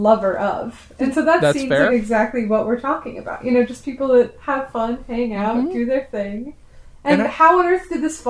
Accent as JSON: {"language": "English", "region": "Virginia", "country": "United States", "tie": "born or raised there", "moved": "yes", "lives_now": "New York, United States", "said": "I grew up in Virginia and I live in New York."}